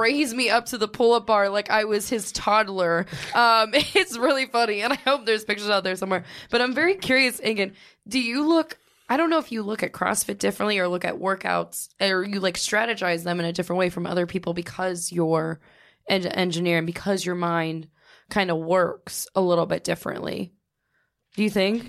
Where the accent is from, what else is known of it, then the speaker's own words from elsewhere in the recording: Youngstown, Ohio, United States; Youngstown, where I'm from